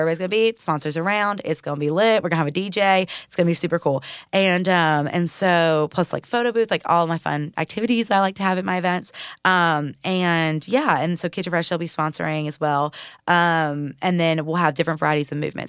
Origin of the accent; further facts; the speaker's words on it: Murfreesboro, Tennessee, United States; I'm from Murfreesboro, so I've been here all my life